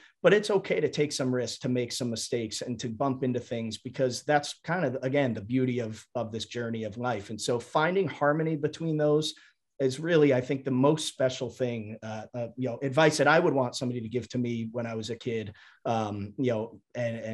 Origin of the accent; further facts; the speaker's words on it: Fairfield, Connecticut, United States; I grew up outside of New York City in a suburb of Connecticut called Fairfield